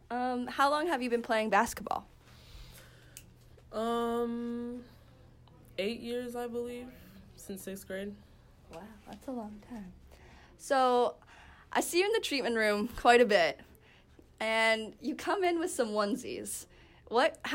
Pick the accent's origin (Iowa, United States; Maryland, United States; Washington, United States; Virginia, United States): Washington, United States; Seattle; moved away as an adult; now in Ypsilanti, United States; I'm from Seattle, Washington.